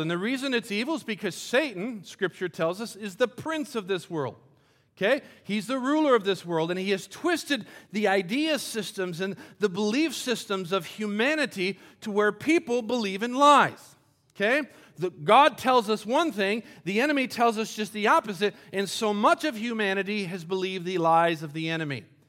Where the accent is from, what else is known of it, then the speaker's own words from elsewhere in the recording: Colombia; moved away; I grew up in Columbia, South America, and we, our house was right on the edge of a big cliff